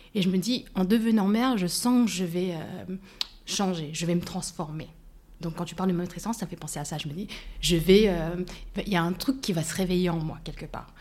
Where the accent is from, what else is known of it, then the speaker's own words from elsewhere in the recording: France; j'ai vécu en France, j'ai grandi en France